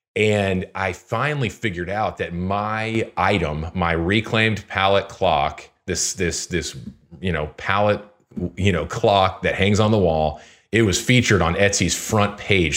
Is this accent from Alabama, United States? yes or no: no; Houston, Texas, United States; now in Lincoln, United States; I'm from Houston originally